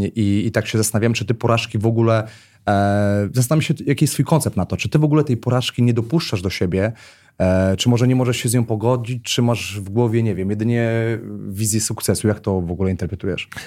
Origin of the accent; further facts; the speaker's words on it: Warsaw, Masovian Voivodeship, Poland; wychowywałem się na jednym z osiedli na warszawskiej Pradze